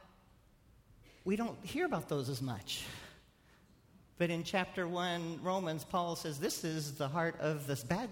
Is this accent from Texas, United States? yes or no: yes; Texas, United States; I'm a Texan